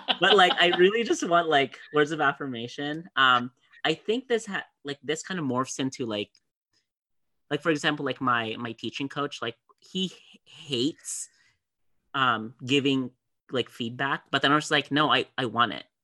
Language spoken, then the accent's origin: English; Philippines; growing up in the Philippines, my dad worked